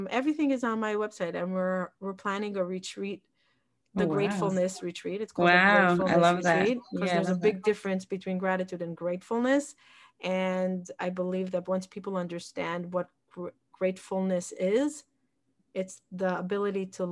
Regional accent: Jerusalem, Jerusalem District, Israel; moved away as an adult; also born or lived in Peoria, Illinois, United States / Woodmere, New York, United States / Florida, United States; now in Far Rockaway, United States; I grew up in Israel. I was born in Peoria, Illinois.

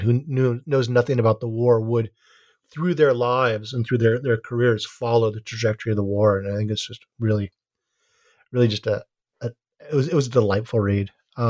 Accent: Hawaii, United States; now in Santa Cruz, United States; And I live in Santa Cruz and I'm from Hawaii.

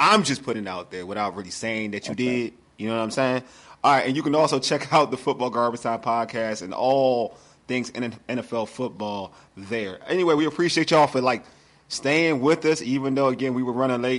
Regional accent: Nigeria; I'm Nigerian

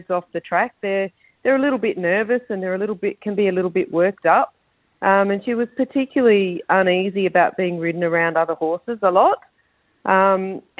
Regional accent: Darwin, Northern Territory, Australia; I'm born and bred in Darwin, so I've been here forever.

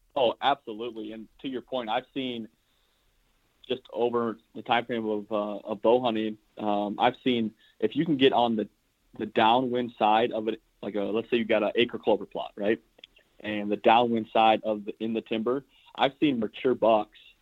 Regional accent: South Central Iowa, United States; I'm from South Central Iowa. Uh, I live in a small town called Granger, yep. which is a suburb of Des Moines

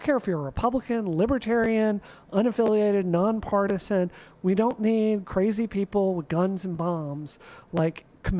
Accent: Mississippi, United States; now in Massachusetts, United States; I grew up in Mississippi.

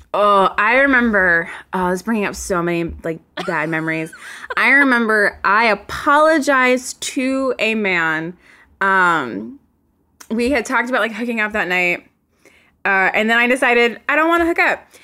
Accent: Virginia, United States; accent: Southern; moved away; I'm from Virginia.

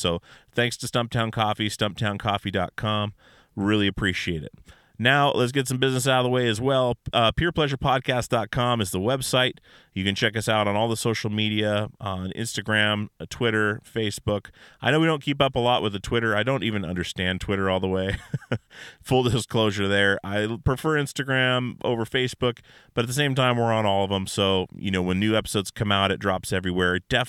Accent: Alaska, United States; I'm from Alaska, And we do not say it that way.

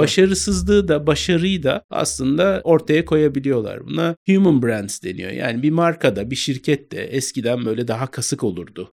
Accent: İzmir, Turkey; moved away; also born or lived in Istanbul / Vienna / Berlin; İzmir'de büyüdüm

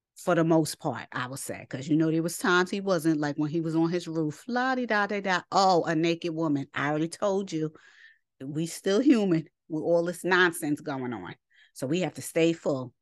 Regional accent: New York, United States; I'm from New York

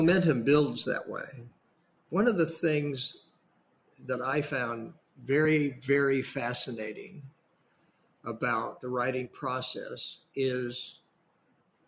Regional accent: Imperial Valley, Southern California, United States; also born or lived in San Diego area, California / Seattle, Washington; now in San Francisco, United States; grew up in Southern California, actually down in Imperial Valley, which is not only a pandemic hotspot

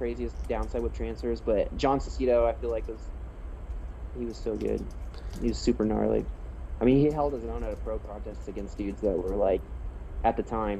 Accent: Columbus, Ohio, United States; I'm from Columbus.

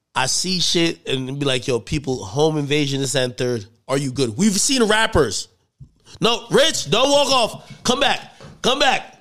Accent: New Jersey, United States; I'm from Jersey

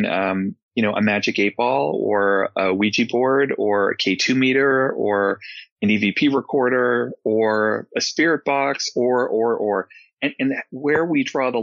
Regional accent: New England, United States; growing up in New England

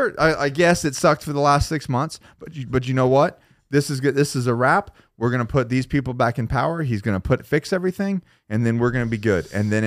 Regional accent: Florida, United States; moved away as an adult; now in North Carolina, United States; I'm from Florida. I'm a Floridian. I came here because of the military, and then I stayed because of, you know, family and businesses and things like that.

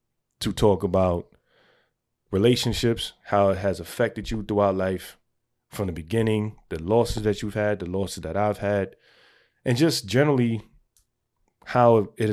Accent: New York City, New York, United States; I'm from the Bronx.

